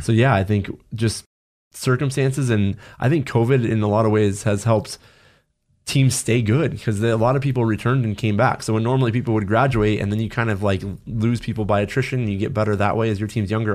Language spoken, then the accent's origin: English; Los Angeles, California, United States; growing up in Los Angeles